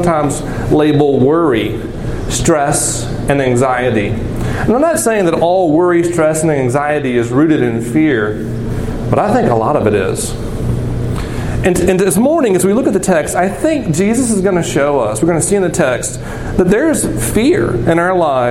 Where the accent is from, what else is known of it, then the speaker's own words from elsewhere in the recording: the South, United States; I'm from the South